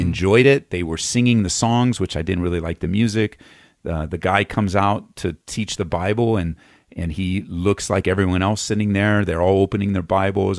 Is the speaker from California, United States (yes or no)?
yes; Los Angeles, California, United States; moved away as an adult; now in Aurora, United States; we moved here uh, from Southern California, uh, where I was born and raised just outside of East Los Angeles